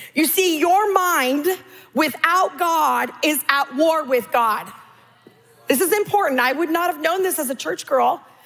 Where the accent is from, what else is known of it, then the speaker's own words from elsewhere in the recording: California, United States; I'm Californian.